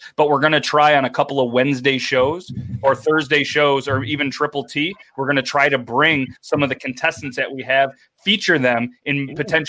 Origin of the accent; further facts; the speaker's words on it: United States; I'm American